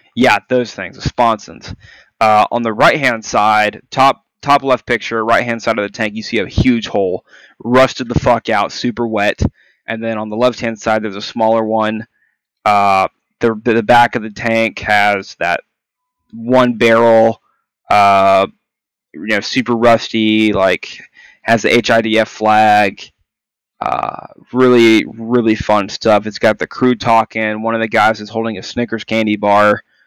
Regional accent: Texas, United States; moved away as an adult; also born or lived in Kansas; now in California, United States; I'm from Texas and moved here to Cali for my time in service.

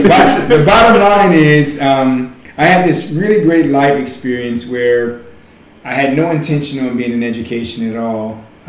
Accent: Chicago, Illinois, United States; moved away as an adult; also born or lived in Mississippi / Texas / Maryland / Madison, Wisconsin; now in Louisiana, United States; I grew up in Chicago

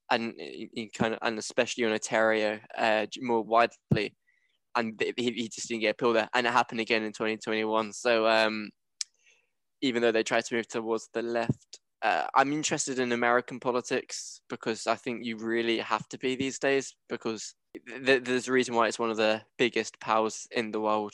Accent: Hertfordshire, East of England, United Kingdom; I am a southerner. Big up Hertfordshire.

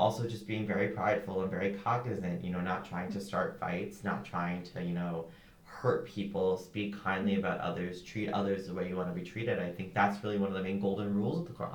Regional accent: United States; I'm Muslim, I'm Indian, but not really. Like, I'm a kid in America trying to assimilate

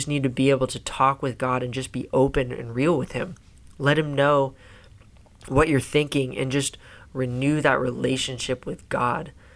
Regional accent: Silver Creek, United States; I grew up in Silver Creek, too.

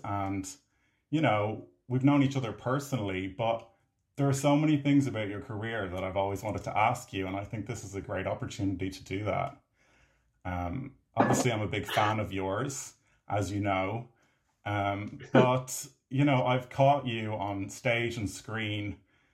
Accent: Ireland; I'm an Irish filmmaker and actor.

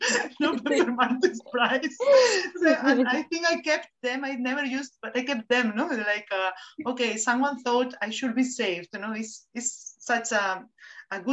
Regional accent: Spain; accent: Spanish; first language Spanish; English is a second language; moved away as an adult; also born or lived in Pune, India; People did not understand my accent, because I think people don't listen to Spanish speakers in English.

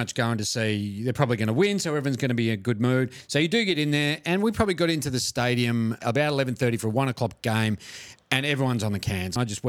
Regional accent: Melbourne, Victoria, Australia; You know, we're obviously from Melbourne

